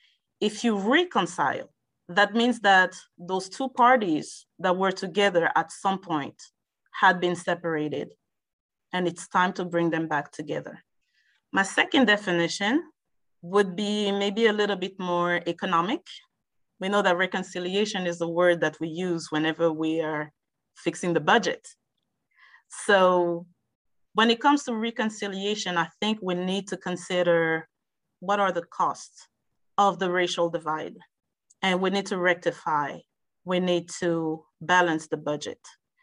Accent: France; also born or lived in Algeria; now in United States; I was born in France. And my family traveled a lot, but I spent my childhood in 2 countries, Algeria, which is in North Africa, and in France as well. And I've been in the United States since 2001.

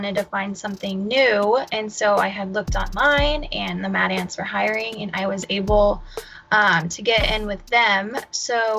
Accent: Fort Wayne, Indiana, United States; also born or lived in North Dakota; I moved back to Fort Wayne, which is my hometown

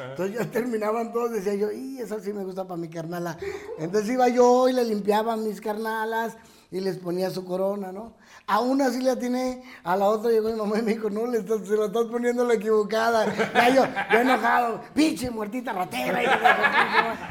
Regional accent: Casas Grandes, Chihuahua, Mexico; moved away; mi Casas Grande es hermoso.

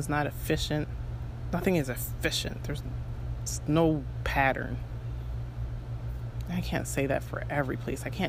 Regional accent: United States; moved away as an adult; also born or lived in China; my home country

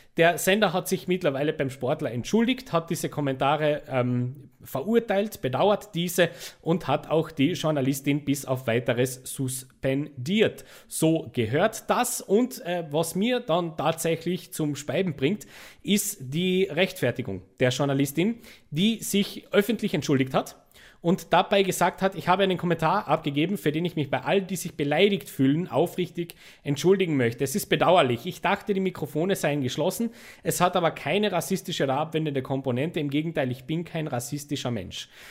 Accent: Austria; als Österreicher

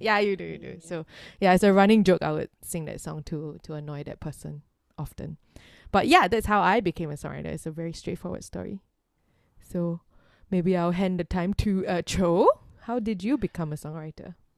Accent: Singapore; growing up in Singapore

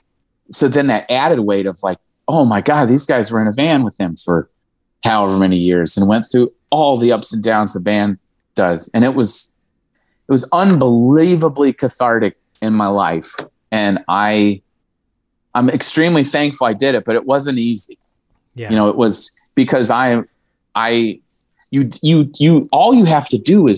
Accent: Indiana, United States; also born or lived in Philadelphia, Pennsylvania; now in Austin, United States; we're all from Indiana

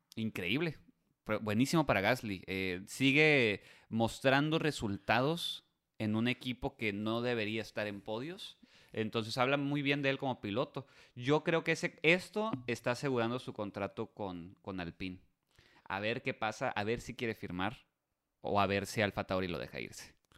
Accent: Mexico; nosotros como mexicanos

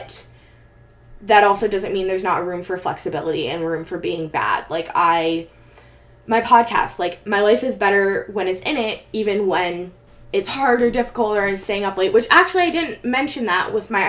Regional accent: Bay Area, California, United States; growing up in the Bay Area

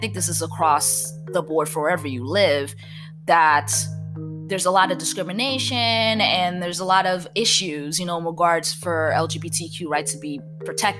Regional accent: New Jersey, United States; accent: Jersey; my Jersey accent

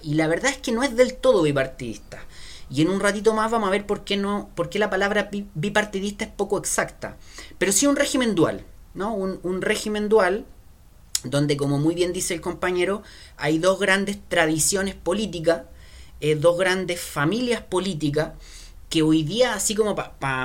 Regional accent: Chile; como chileno

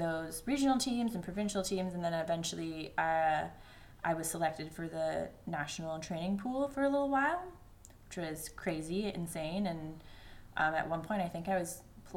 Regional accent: Ontario, Canada; I was born and raised in Ontario, Canada.

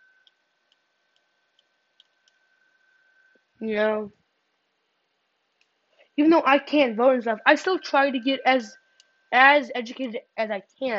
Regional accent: Illinois, United States; I'm from Illinois

